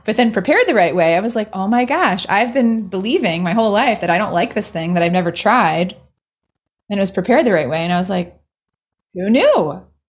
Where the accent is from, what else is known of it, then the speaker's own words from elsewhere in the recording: Maryland, United States; growing up in Maryland